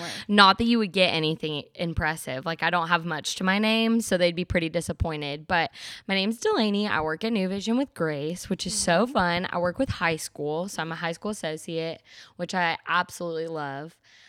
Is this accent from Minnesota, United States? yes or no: no; Indiana, United States; now in Tennessee, United States; But I'm originally from Indiana, so I'm not a Tennessee girl. So sorry, everybody. You wouldn't know that, but I'm from Indiana originally, moved around a ton of times, 19 times before I was 18, which is really crazy.